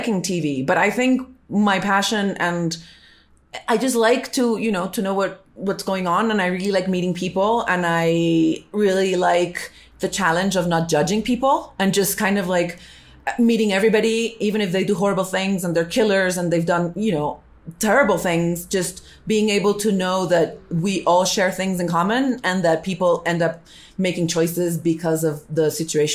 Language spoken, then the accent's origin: English; Colombia; I'm Hispanic and I speak Spanish and I'm from Colombia